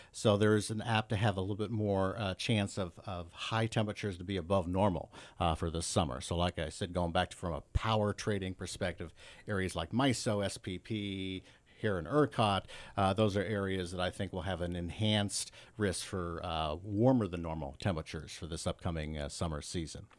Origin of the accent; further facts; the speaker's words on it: Northeast Ohio, United States; also born or lived in Pennsylvania; I grew up in Northeast Ohio